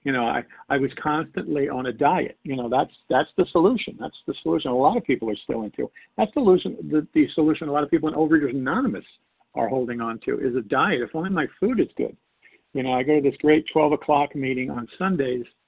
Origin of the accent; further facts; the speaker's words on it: New York, United States; I was born and raised in New York